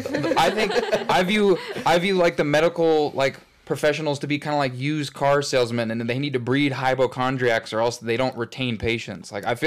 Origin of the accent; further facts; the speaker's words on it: Missouri, United States; moved away; a haunted trail in my home state of Missouri.